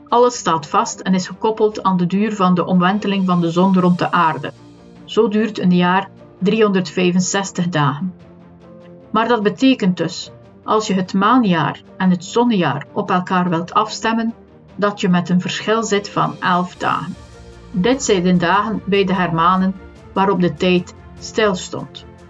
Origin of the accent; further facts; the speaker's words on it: West Flanders, Belgium; accent: West Flemish; ik ben een West-Vlaming, dus een H of een h uitspreken is niet zo evident.